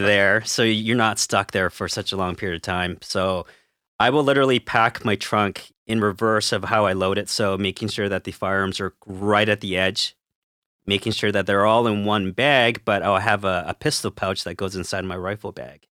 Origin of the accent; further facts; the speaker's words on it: Canada; we're Canadian